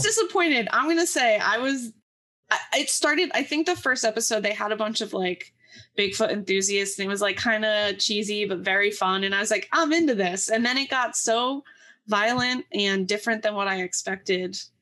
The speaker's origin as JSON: {"language": "English", "area": "the Poconos", "region": "Pennsylvania", "country": "United States", "said": "I'm from the Poconos, which is very, like, woodsy."}